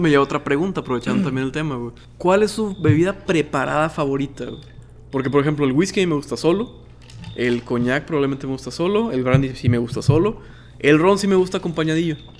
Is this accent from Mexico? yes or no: yes; Mexico